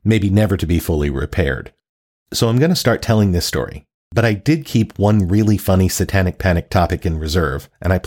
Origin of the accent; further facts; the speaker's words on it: the South, United States; I grew up in the South